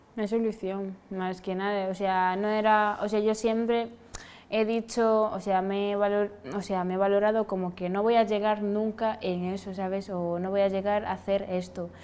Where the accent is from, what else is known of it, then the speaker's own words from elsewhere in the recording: Senegal; now in Spain; soy de Senegal y he llegado aquí